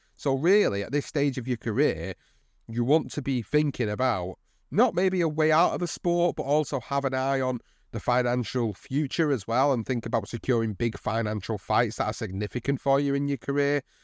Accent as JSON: {"language": "English", "country": "United Kingdom", "said": "As a British fight fan"}